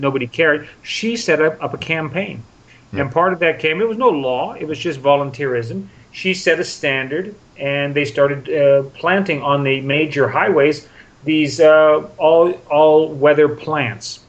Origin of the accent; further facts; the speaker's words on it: United States; When I was growing up in America in the 1950s and 60s